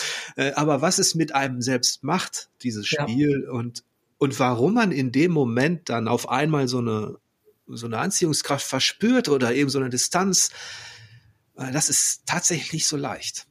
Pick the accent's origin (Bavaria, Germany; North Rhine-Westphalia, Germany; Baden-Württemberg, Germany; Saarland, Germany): North Rhine-Westphalia, Germany; Ich, ich komme da so aus der Ecke.